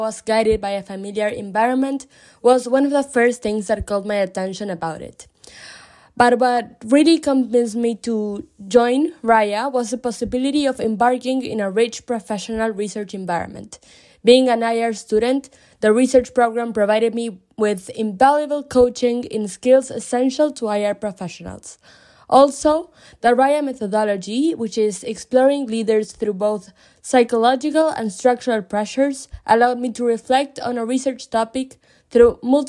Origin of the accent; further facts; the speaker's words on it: Buenos Aires, Argentina; moved away; also born or lived in Berlin, Germany / United States; I'm from Buenos Aires, Argentina, although I've lived in Berlin, Germany, and the US for a short period of time.